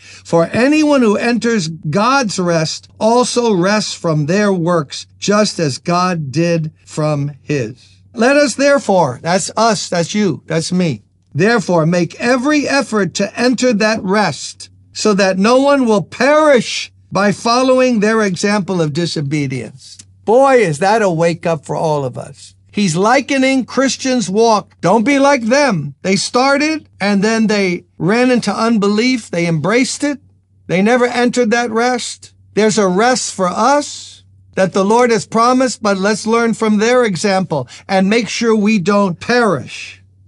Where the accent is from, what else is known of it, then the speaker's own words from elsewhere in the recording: New York City, New York, United States; I'm a New Yorker, born and raised in Brooklyn, the best of the five boroughs.